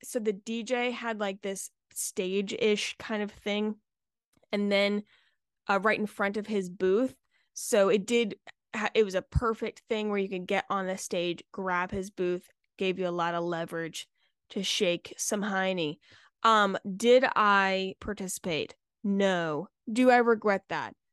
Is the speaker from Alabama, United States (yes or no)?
no; Charleston, South Carolina, United States; I'm from Charleston, so, like, it's very Southern hospitality